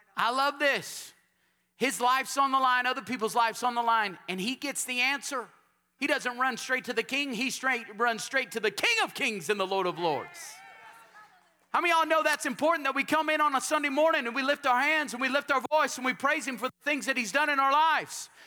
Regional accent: Texas, United States

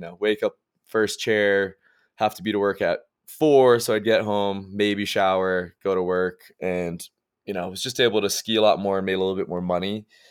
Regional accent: Massachusetts, United States; moved away as an adult; now in Park City, United States; I grew up in Massachusetts

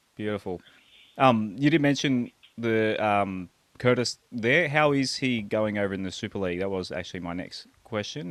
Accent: Terrigal, New South Wales, Australia; moved away; grew up in Terrigal

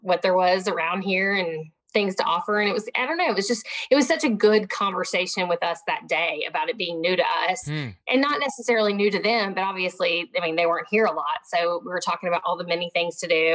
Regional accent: Southwest Arkansas, United States; moved away; I grew up in Southwest Arkansas where you don't say no when somebody invites you over

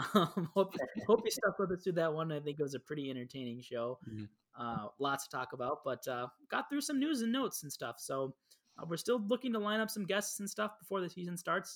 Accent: United States; we're from the United States

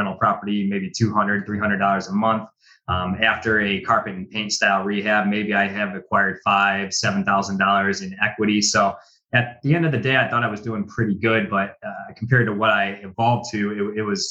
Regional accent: Cleveland, Ohio, United States; I was born and bred in Cleveland, Ohio. I live in some suburbs on the east side of Cleveland

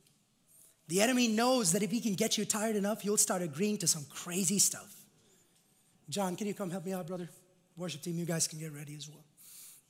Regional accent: India; moved away; I was growing up in India

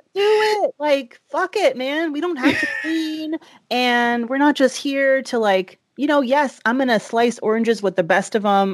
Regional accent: the South, United States; I grew up in the South

